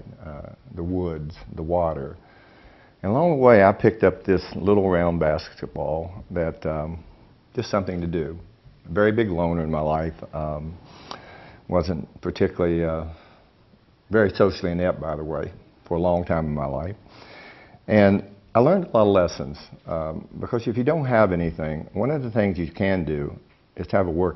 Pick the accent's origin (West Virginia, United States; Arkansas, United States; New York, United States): West Virginia, United States; I'm from West Virginia. I love being from West Virginia, even though I've been the butt of a lot of jokes. I grew up in a small little community, about 500 people